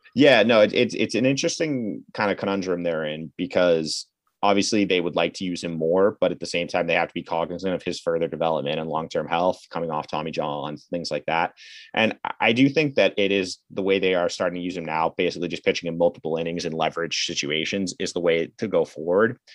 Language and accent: English; Massachusetts, United States; I'm from the Massachusetts.